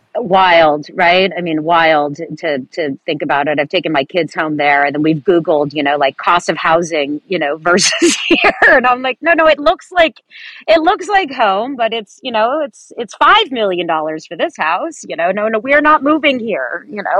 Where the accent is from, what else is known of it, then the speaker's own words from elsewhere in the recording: San Francisco Bay Area peninsula, California, United States; also born or lived in Millbrae / Atherton; So I am a third generation San Francisco Bay Area native, uh, born and raised on the peninsula